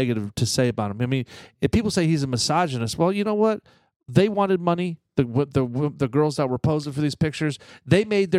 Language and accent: English; Brooklyn, New York, United States; when we grew up in Brooklyn, you know.